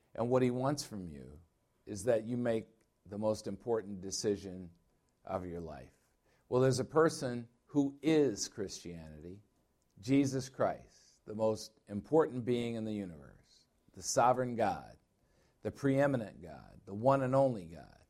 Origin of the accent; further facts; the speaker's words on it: Illinois, United States; now in Arizona, United States; I'm from Illinois